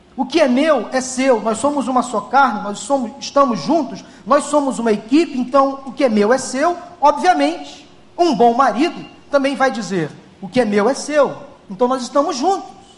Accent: Rio de Janeiro, Brazil; nós que somos cariocas

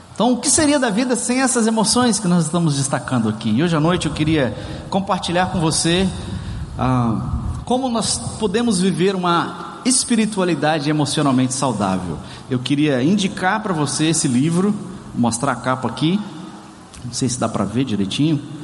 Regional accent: Brazil; now in Ceará, Brazil; somos latinos, somos brasileiros, somos cearense.

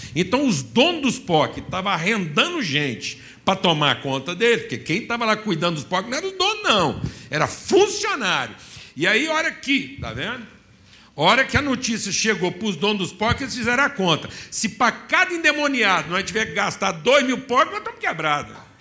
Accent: Minas Gerais, Brazil; falando como um bom mineiro

